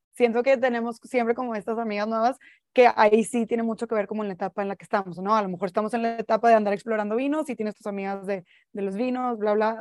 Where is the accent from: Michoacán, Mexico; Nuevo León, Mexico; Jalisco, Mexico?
Nuevo León, Mexico; Monterrey; siempre que regreso a casa, yo también soy de Monterrey